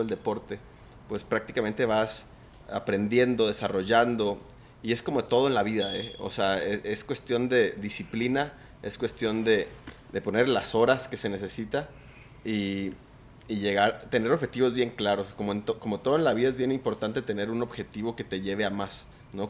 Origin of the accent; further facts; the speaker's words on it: Mazatlán, Sinaloa, Mexico; yo soy de Mazatlán